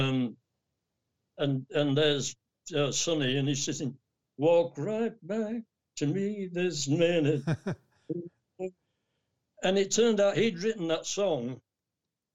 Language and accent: English; England, United Kingdom; from England